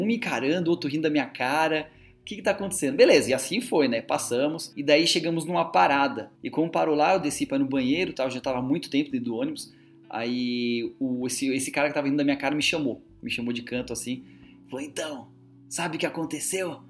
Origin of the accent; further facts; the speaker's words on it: Brazil; moved away; Eu sou brasileiro